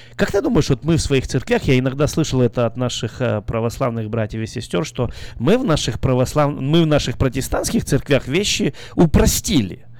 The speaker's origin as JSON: {"language": "Russian", "country": "Belarus", "moved": "yes", "lives_now": "Carmichael, United States", "said": "я из Белоруссии"}